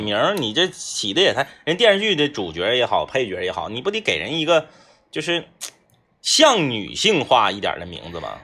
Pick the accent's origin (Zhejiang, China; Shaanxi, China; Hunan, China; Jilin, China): Jilin, China; Changchun; 我们是东北人